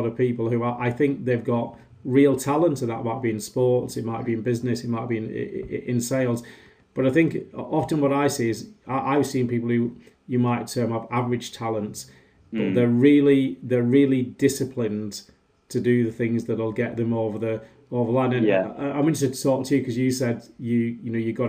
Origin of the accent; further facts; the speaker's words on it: Wigan, North West England, United Kingdom; my hometown club, Wigan